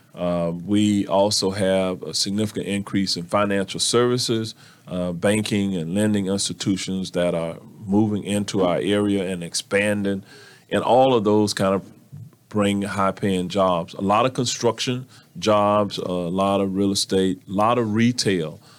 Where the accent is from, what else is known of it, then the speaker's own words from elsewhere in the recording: Orlando, Florida, United States; I was born and raised right here in Orlando.